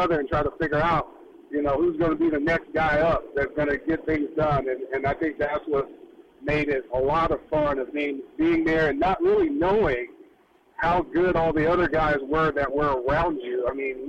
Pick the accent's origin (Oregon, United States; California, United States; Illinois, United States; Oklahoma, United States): Oklahoma, United States; Lawton; born or raised there; moved away